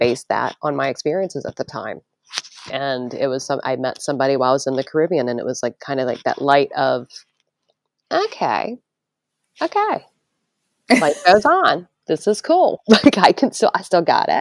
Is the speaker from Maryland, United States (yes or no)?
yes; Maryland, United States; moved away; I grew up in Maryland.